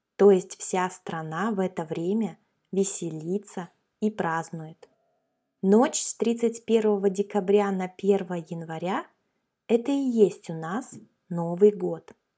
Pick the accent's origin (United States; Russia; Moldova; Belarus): Russia